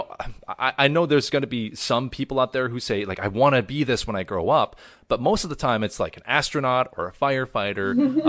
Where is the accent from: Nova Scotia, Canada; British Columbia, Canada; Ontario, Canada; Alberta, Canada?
British Columbia, Canada; Vancouver; my parents, they immigrated from South Korea in 1994, and they were deciding between Vancouver, which is where we eventually ended up, and Sacramento, California.